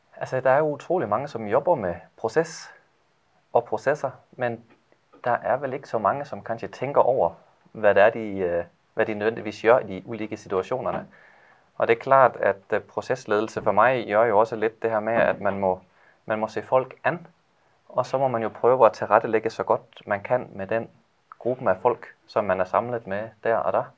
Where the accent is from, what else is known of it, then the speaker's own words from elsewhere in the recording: Denmark; Norwegian is a second language; now in Ål, Norway; jeg gjør mitt beste å tale norsk, selv om jeg er dansk